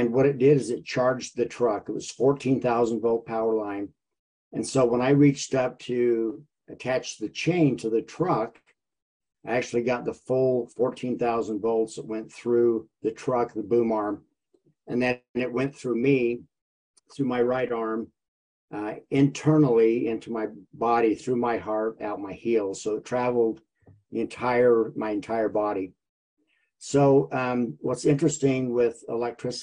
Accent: Vernal, Utah, United States; moved away as an adult; now in Orem, United States; I grew up in Vernal, Utah

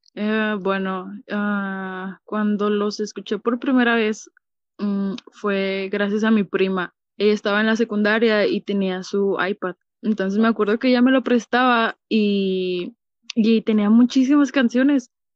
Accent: Ciudad Juárez, Chihuahua, Mexico; yo soy de Ciudad Juárez, Chihuahua

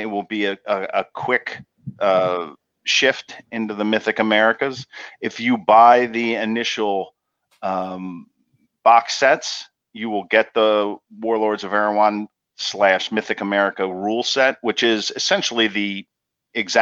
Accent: Pennsylvania, United States; now in New Jersey, United States; I grew up in Pennsylvania

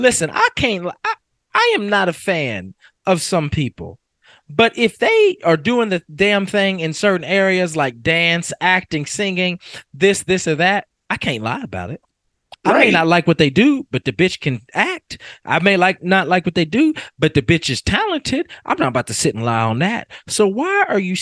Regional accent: Kentucky, United States; I am from Kentucky

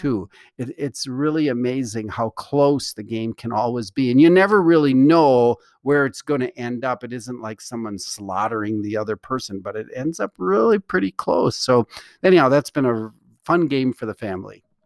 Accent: Milwaukee, Wisconsin, United States; growing up in Milwaukee, Wisconsin

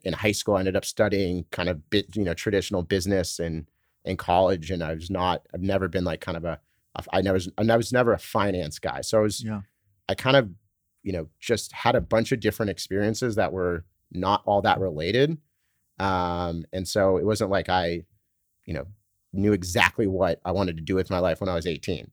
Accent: Laguna Beach, California, United States; moved away as an adult; also born or lived in San Francisco / Boston / New York; I was born in San Francisco actually, but uh, grew up in Laguna Beach in Southern California

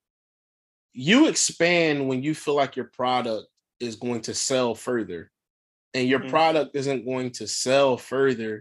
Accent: Philadelphia, Pennsylvania, United States; I'm from Philly

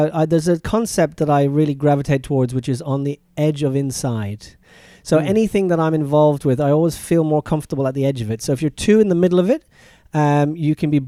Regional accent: Dublin, Leinster, Ireland; moved away; I'm Irish, yeah. Grew up in Dublin.

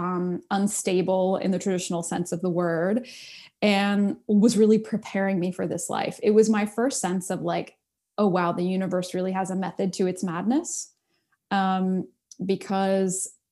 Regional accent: United States; I'm an American kid from the suburbs, you know, didn't grow up with culture or anything like that.

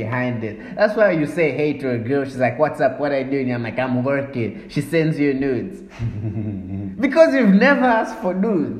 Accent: Zambia; I'm from Zambia

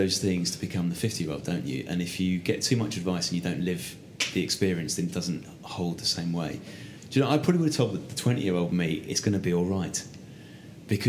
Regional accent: Essex, East of England, United Kingdom; I'm a bloke from Essex who mumbles.

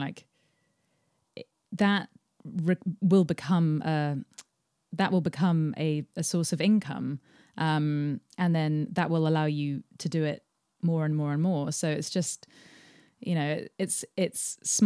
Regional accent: England, United Kingdom; I'm English.

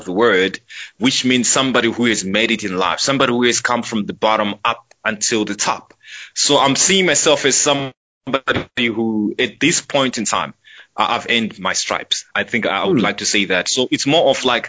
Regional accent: Centurion, Gauteng, South Africa; I was born and raised in... There's a suburb in Pretoria they call Centurion.

